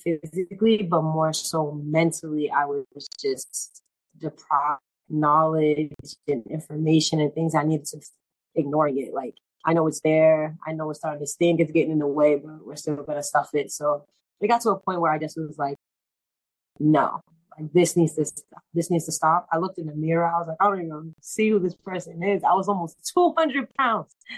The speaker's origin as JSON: {"language": "English", "town": "Boston", "region": "Massachusetts", "country": "United States", "said": "I'm from Boston, Roxbury to be exact."}